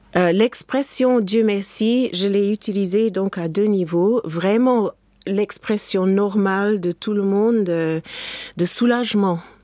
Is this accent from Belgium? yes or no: no; England, United Kingdom; moved away; mon pays natal, l'Angleterre